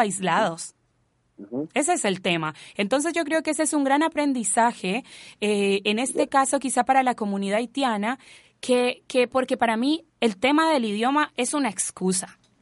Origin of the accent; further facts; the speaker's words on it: Colombia; now in Chile; yo no ando con un tatuaje de Colombia en la frente